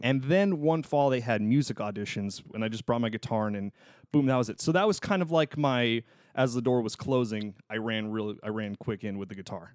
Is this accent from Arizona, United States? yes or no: yes; Tucson, Arizona, United States; moved away; I did a gig in my hometown of Tucson, Arizona for two and a half months